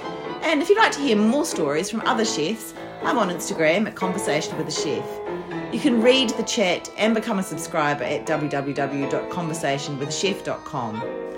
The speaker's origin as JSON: {"language": "English", "country": "New Zealand", "moved": "yes", "lives_now": "Melbourne, Australia", "said": "I mean, I came over from New Zealand in 2011, and it just felt like suddenly, it's a lot bigger over here than in New Zealand"}